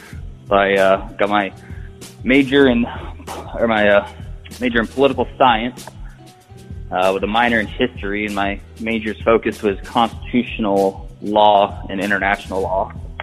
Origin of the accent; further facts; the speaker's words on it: California, United States; born there; military brat, so I've probably lived in close to 30 states. So I'm not really actually from anywhere. but I was born in California.